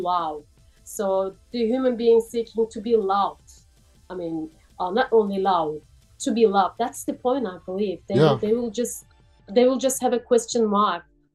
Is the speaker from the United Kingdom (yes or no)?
no; Turkey; English is a second language; moved away as an adult; now in Sydney, Australia